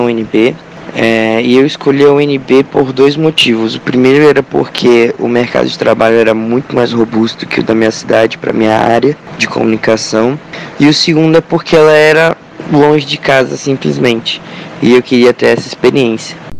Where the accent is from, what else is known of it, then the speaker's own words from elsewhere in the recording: Belém, Pará, Brazil; moved away as an adult; now in Brasília, Brazil; eu sou de Belém do Pará